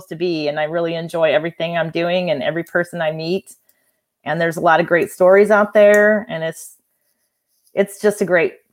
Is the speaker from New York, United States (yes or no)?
no; Hannibal, Missouri, United States; also born or lived in Denver; I grew up in Denver for a while, um, and then moved to uh, Hannibal, Missouri, and then that's where I graduated from high school